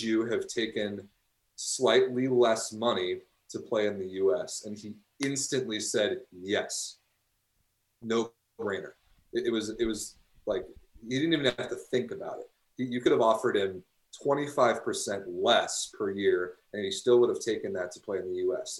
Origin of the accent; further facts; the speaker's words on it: United States; now in Chicago, United States; as an American